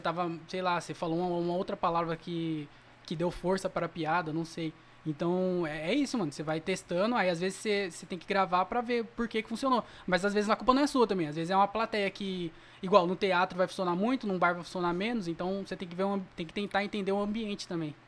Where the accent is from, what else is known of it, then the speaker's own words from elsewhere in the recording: Jundiaí, São Paulo, Brazil; now in Várzea Paulista, Brazil; Nasci em Jundiaí, mas eu moro na Varsa